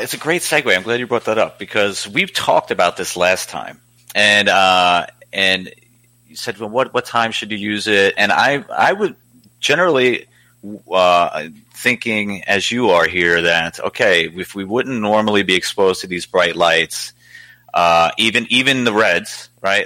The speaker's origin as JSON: {"language": "English", "town": "New York City", "region": "New York", "country": "United States", "moved": "yes", "said": "I'm originally from Staten Island"}